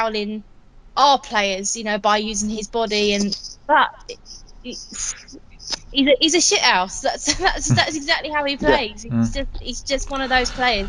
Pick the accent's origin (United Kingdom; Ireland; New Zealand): United Kingdom; Watford, East of England; Watford's my hometown